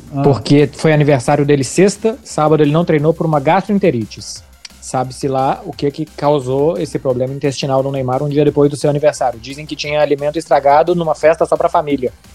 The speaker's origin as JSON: {"language": "Portuguese", "country": "Brazil"}